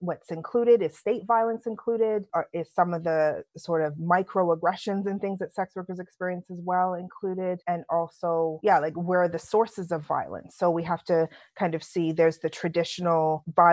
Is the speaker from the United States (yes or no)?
no; Canada; accent: London accent by way of Canada; moved away as an adult; also born or lived in London, United Kingdom; now in United Kingdom; I was born in London, my lovely London accent by way of Canada. But so my dad was part of Windrush. So he came to this country invited as a police officer, then went into the military and then decided, hey, we're going to Canada. So we left.